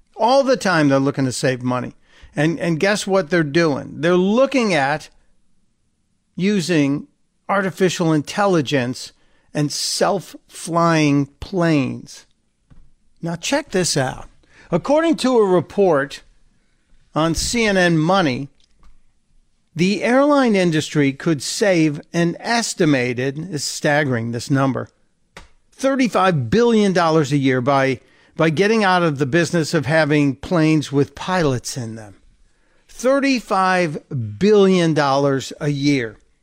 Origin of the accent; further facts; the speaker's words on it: Chicago, Illinois, United States; I'm a white guy from Chicago. Yeah, I grew up on the South Side. We moved to the suburbs